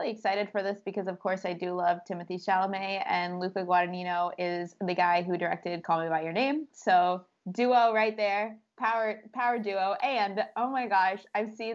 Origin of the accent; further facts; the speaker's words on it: United States; we're American